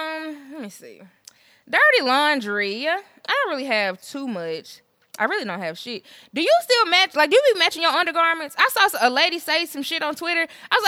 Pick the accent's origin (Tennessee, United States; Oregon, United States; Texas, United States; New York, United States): Tennessee, United States; Memphis; I'm from Memphis.